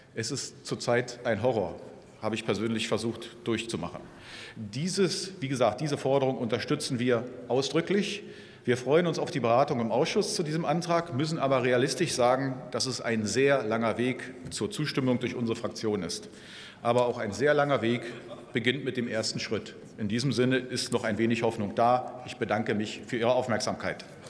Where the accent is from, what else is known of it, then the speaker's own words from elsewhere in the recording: Hanover, Lower Saxony, Germany; bei uns in Hannover